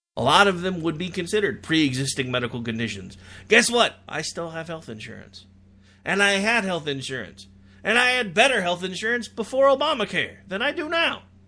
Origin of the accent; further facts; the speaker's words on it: United States; We as an American people